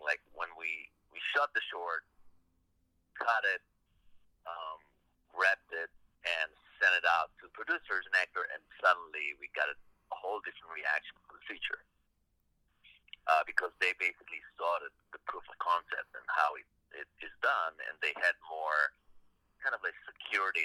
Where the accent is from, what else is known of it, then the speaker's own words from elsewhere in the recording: Israel; I grew up in Israel in a state of war.